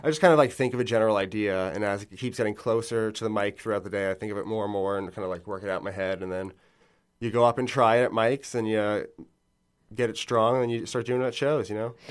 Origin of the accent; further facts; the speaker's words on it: Long Island, New York, United States; moved away as an adult; now in Bushwick, New York City, United States; I'm from Long Island